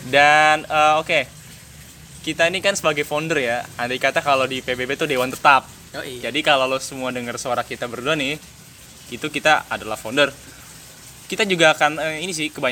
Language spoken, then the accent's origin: Indonesian; Jakarta, Indonesia; born there; now in Tangerang, Indonesia; gue tinggal di Tangerang, lahir di Jakarta